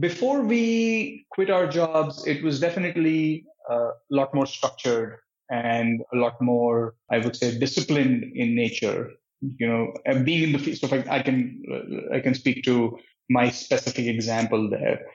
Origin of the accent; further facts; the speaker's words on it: New Delhi, Delhi, India; moved away as an adult; also born or lived in Patiala, India / Santa Cruz, California; now in United States; I was born and brought up in India, in New Delhi.